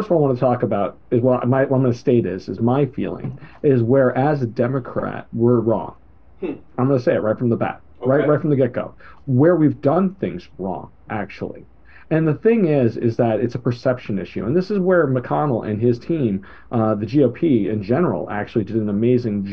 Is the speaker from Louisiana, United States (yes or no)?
no; New York, United States; I was raised by a single mother teacher growing up in New York